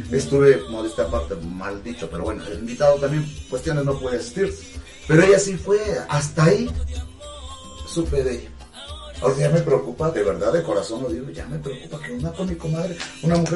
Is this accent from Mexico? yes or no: yes; Mexico; Es parte de un equipo, como somos los mexicanos unidos, apoyar en desgracia a cualquier estado